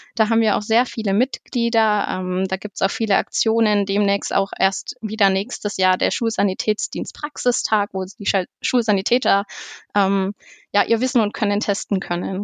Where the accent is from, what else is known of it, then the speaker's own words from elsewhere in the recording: Neuendettelsau, Bavaria, Germany; Ich komme aus Neuen-Dettelsau im Kreisverband Ansbach, dem Bezirk Obermittelfranken